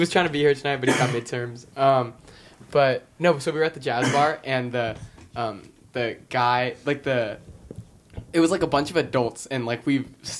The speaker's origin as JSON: {"language": "English", "region": "California", "country": "United States", "moved": "as an adult", "lives_now": "Boston, United States", "said": "I was like, I'm from California."}